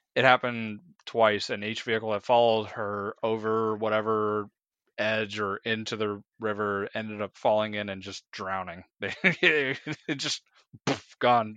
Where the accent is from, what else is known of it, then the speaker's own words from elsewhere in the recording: United States; as an American who's traveled a little bit, but only ever been technically outside of the country once